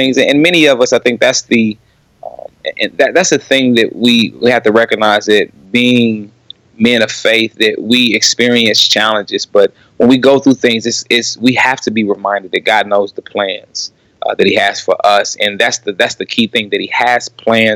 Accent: Kansas City, Missouri, United States; born and raised in Kansas City

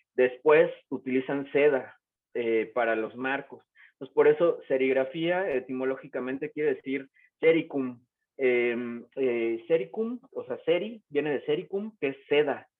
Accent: Morelos, Mexico; yo soy originario de Morelos, que es un estado que está pegado a la Ciudad de México

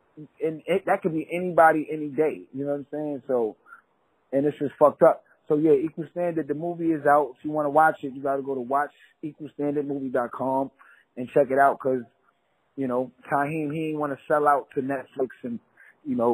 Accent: New York City, New York, United States; also born or lived in Queens; I'm from Brooklyn. Moved to Queens

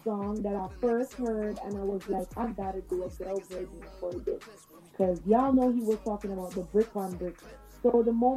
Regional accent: Westmoreland, Jamaica; now in New York, United States; I was born and grew in Westmoreland

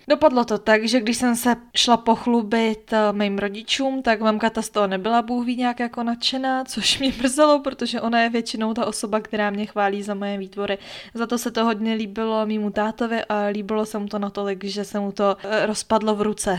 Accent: Czechia; u nás v Čechách

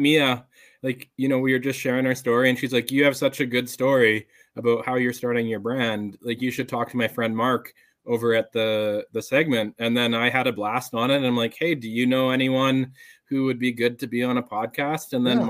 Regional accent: Saskatoon, Saskatchewan, Canada; also born or lived in Calgary; now in Edmonton, Canada; but I was born in Saskatoon, Saskatchewan, which is the province over.

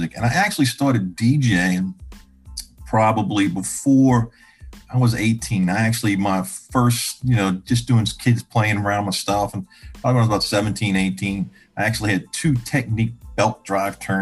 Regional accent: Chalmette, Louisiana, United States; I'm from the New Orleans metro area, small town right outside of New Orleans, about 5 minutes, called Chalmette, Louisiana, down in the parish

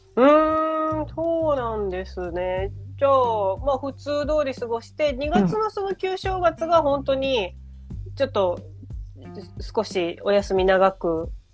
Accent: Ehime, Japan; now in Tokyo, Japan; 愛媛に帰って

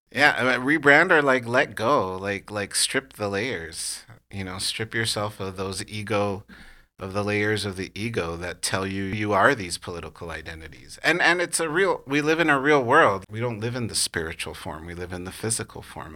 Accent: California, United States; also born or lived in New York; I'm a Californian through and through.

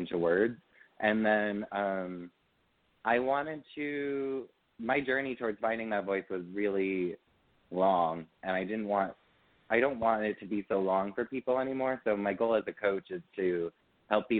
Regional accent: Pequannock, New Jersey, United States; I'm from a small town called Pequannock, New Jersey.

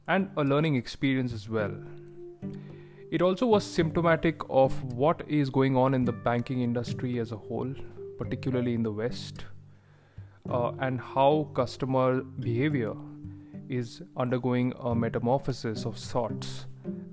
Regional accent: India; moved away; back in my home country of India

